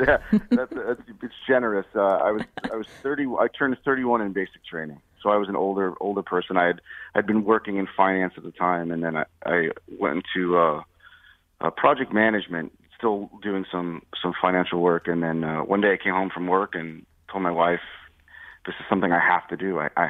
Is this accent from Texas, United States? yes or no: no; Guilford, Connecticut, United States; I'm a Connecticut native. I grew up in Guilford on the shoreline, so my summers were spent, you know, on the beach or sailing, in the woods, hiking, something like that.